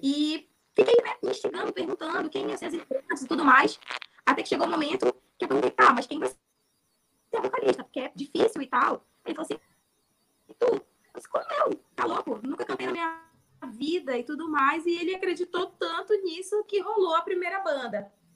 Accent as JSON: {"language": "Portuguese", "region": "Amapá", "country": "Brazil", "also_born_or_lived": "Rio de Janeiro", "said": "eu sou do Amapá"}